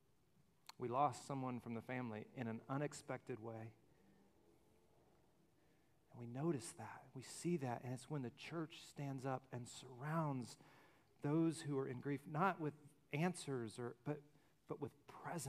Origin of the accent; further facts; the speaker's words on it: Alabama, United States; I'm from Alabama. All I've seen are little hills and pine trees